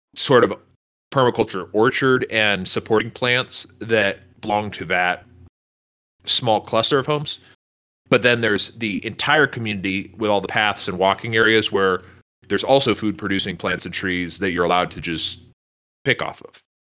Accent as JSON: {"language": "English", "region": "Northern California", "country": "United States", "tie": "born or raised there", "moved": "yes", "lives_now": "Texas, United States", "said": "I grew up in Northern California"}